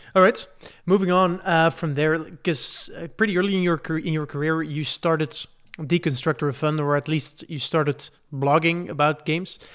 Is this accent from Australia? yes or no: no; Belgium; I'm from Belgium